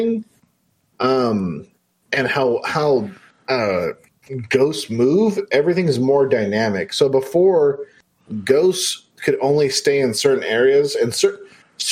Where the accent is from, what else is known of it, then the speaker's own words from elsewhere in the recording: California, United States; I'm from California